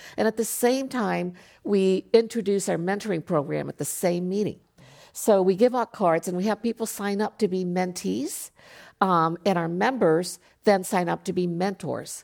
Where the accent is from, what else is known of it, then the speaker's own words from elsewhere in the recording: Japan; now in United States; I grew up in Japan, so being five foot two was not a big deal